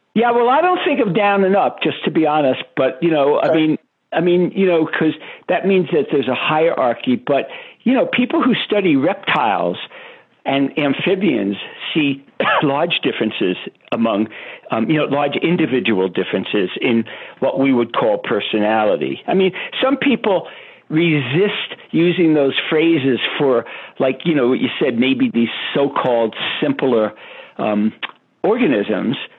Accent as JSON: {"language": "English", "town": "New York City", "region": "New York", "country": "United States", "tie": "born or raised there", "said": "I grew up in Brooklyn, New York"}